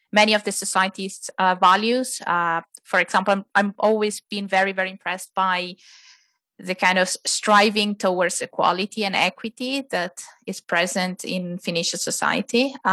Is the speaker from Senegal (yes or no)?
no; Italy; moved away as an adult; now in Finland; I was born and raised in Italy, uh, and um, with my family, with my husband, we moved to Finland about ten years ago. Um, I came to Finland first for study reasons